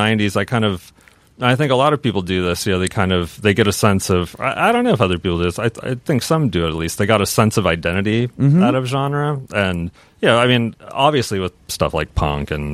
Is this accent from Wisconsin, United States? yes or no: no; Seattle, Washington, United States; growing up in Seattle, right around when grunge was blowing up. That was when I was about 11, you know, years old.